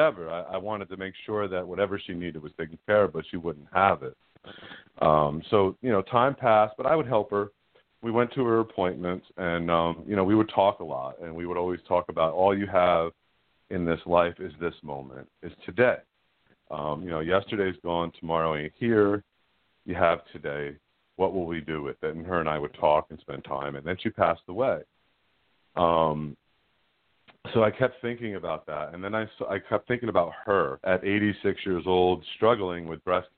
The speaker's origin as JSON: {"language": "English", "region": "New York", "country": "United States", "lives_now": "Newburgh, United States", "said": "I'm from the Western Valley, New York"}